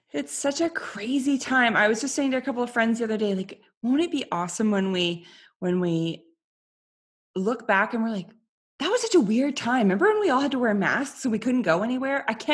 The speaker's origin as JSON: {"language": "English", "country": "Canada", "said": "I think it's also like being a Canadian woman where I felt, you know, I'm just so polite that I can't say no to anybody."}